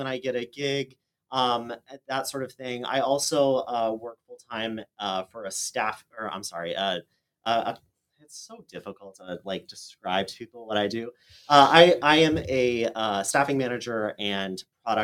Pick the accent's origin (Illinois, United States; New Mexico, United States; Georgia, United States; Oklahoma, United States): Oklahoma, United States; moved away as an adult; also born or lived in Boston / New York; I grew up in Oklahoma